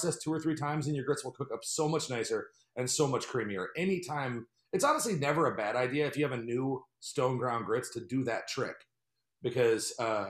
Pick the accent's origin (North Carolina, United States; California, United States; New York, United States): North Carolina, United States; I grew up in North Carolina.